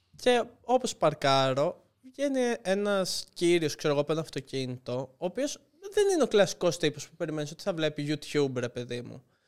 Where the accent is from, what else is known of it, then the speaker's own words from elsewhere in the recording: Lefkada, Ionian Islands, Greece; moved away; Εγώ είμαι από Λευκάδα